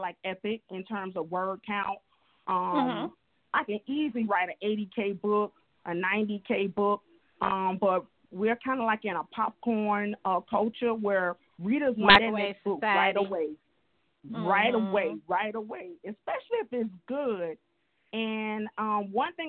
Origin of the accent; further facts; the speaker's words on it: Miami, Florida, United States; I'm from Miami, Florida